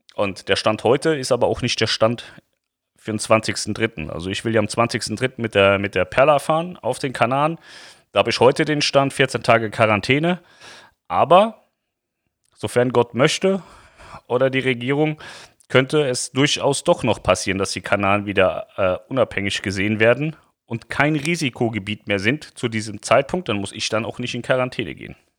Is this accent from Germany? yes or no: yes; Lower Saxony, Germany; für uns Niedersachsen